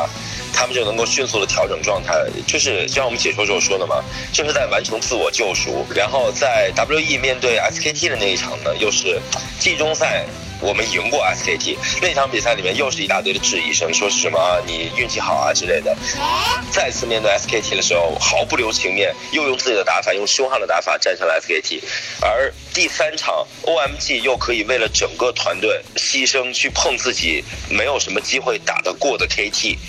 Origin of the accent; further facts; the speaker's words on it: China; 我们中国人更加的擅长于这样的一些东西